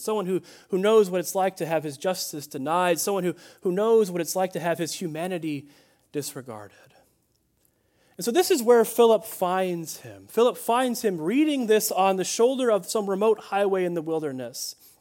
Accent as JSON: {"language": "English", "town": "Chicago", "region": "Illinois", "country": "United States", "tie": "born or raised there", "said": "I grew up in Chicagoland, uh, in Illinois"}